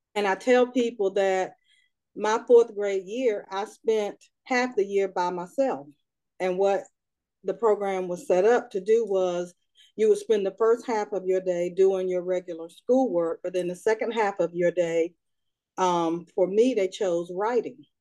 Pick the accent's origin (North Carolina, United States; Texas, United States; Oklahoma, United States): North Carolina, United States; Raleigh; I am from Raleigh, North Carolina, and I am the youngest of four.